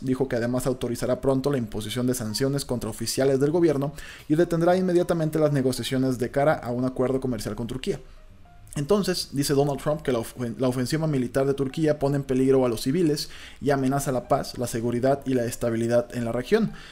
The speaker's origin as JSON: {"language": "Spanish", "region": "Colima", "country": "Mexico", "said": "yo soy de Colima, entonces en Colima siempre hemos tenido"}